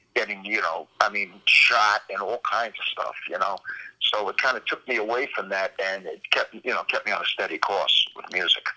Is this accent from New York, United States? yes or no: yes; New York City, New York, United States; I was hanging around uh, on the streets of Brooklyn